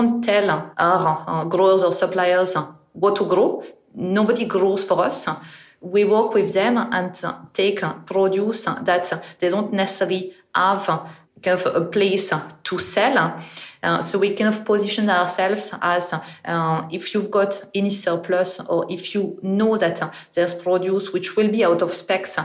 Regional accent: northern France, France; English is a second language; moved away as an adult; now in United Kingdom; I'm originally from France, and I actually grew up in the north of France

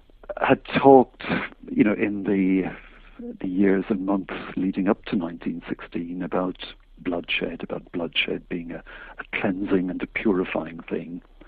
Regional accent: Tipperary, Munster, Ireland; indeed in my own county in Tipperary

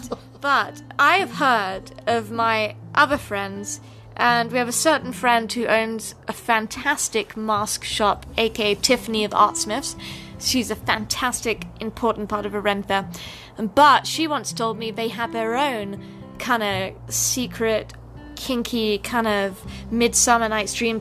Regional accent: United Kingdom; accent: British; now in United States; someone who's actually from the UK and actually British

